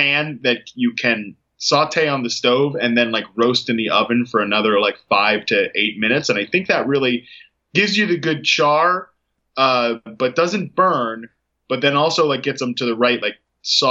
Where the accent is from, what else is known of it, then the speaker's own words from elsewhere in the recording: Virginia, United States; I'm from Virginia.